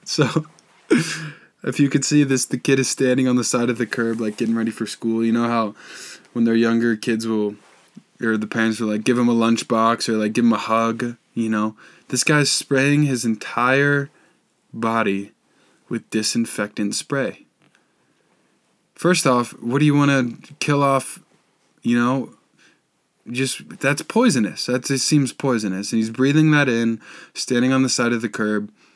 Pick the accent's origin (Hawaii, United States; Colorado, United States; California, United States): Colorado, United States; Boulder; I'm from Boulder